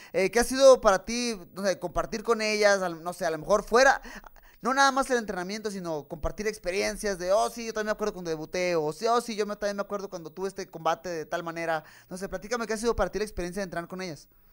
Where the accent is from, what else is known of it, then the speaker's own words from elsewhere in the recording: Tijuana, Baja California, Mexico; yo soy de Tijuana, soy de frontera